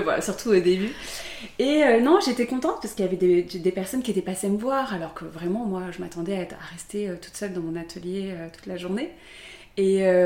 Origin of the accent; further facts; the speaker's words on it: Aix-en-Provence, Provence-Alpes-Côte d'Azur, France; moved away as an adult; now in Paris, France; J'ai grandi à Aix-en-Provence, dans un petit village à côté d'Aix. Et j'ai fait toute ma scolarité là-bas